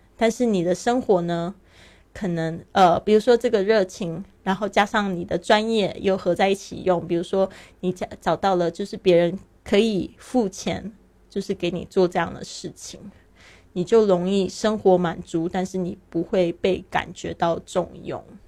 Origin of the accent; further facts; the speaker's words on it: Taiwan; moved away as an adult; also born or lived in Shanghai, China; now in Barcelona, Spain; 我是原来是出生在台湾，但是呢，我爸爸其实是在上海出生的